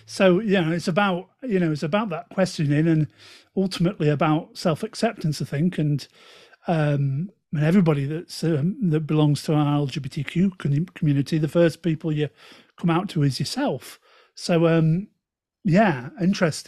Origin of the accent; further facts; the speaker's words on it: Stoke-on-Trent, West Midlands, United Kingdom; Hey up, ducks, as I'm saying from Stoke